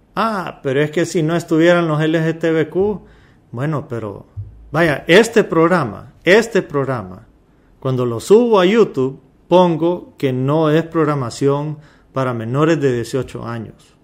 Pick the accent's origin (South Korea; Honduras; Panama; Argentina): Honduras; yo nací en Honduras, soy descendencia árabe, pero yo soy mitad árabe